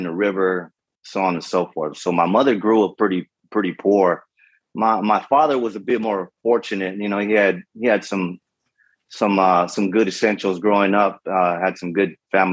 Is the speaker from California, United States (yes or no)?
yes; Los Angeles, California, United States; first language Spanish; English is a second language; I'm from Southern California, born and raised Los Angeles